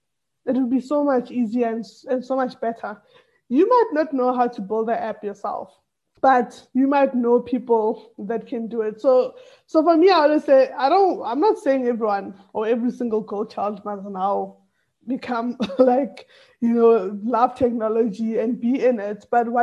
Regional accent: Tembisa, Gauteng, South Africa; English is a second language; also born or lived in Atteridgeville; initially I was born and raised in Tembisa. That's where I lived for most of my like primary school years, and then moved to Atteridgeville.

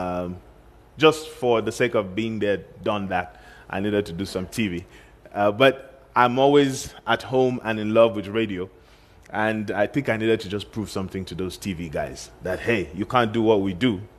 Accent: Kaduna, Kaduna State, Nigeria; Kaduna, which is my hometown

